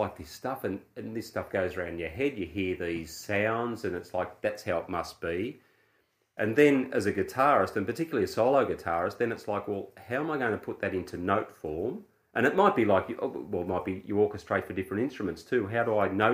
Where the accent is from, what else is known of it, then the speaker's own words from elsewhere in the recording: Australia; I'm an Australian guy